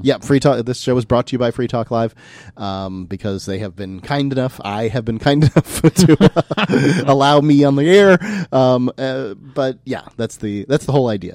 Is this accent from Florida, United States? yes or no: yes; East Manatee County, Florida, United States; also born or lived in Sarasota, Florida; we lived out on, um, in East Manatee County, uh, as I was growing up